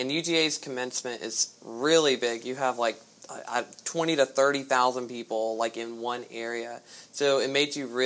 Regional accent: Augusta, Georgia, United States; I'm from Augusta, Georgia, born and raised, been here

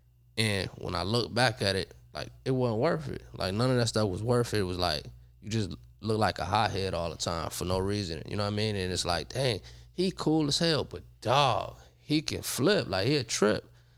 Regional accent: Chicago, Illinois, United States; now in Los Angeles, United States; I'm not from L.A., but I'm sort of like an L.A. guy.

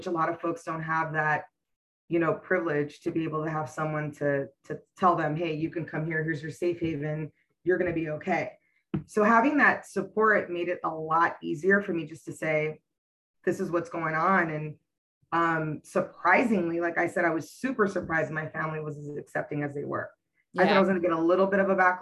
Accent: West Coast, United States; I'm from the West Coast

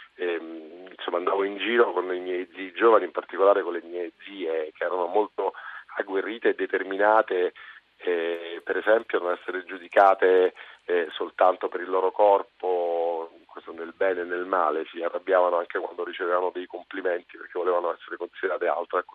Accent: Naples, Campania, Italy; Io sono napoletano

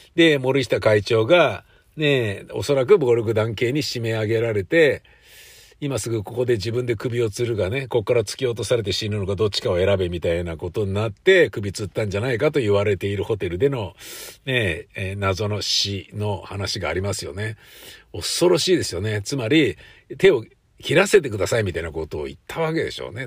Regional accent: Tokyo, Japan; 都会で生まれて都会で育ってる

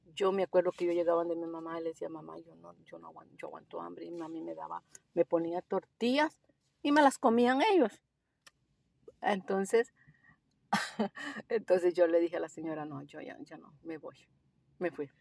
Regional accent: El Salvador; also born or lived in Costa Rica; now in Melbourne, Australia; Yo soy del Salvador

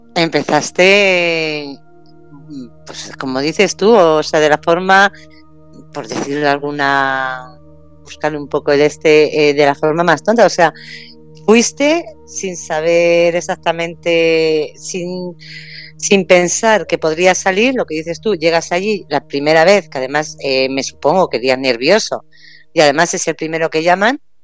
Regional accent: Castilla-La Mancha, Spain; por ser manchega

